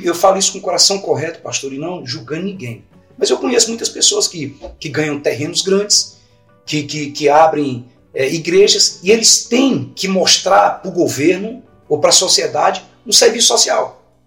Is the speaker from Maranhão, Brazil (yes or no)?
yes; Imperatriz, Maranhão, Brazil; moved away; also born or lived in Goiânia; Eu sou de Imperatriz no Maranhão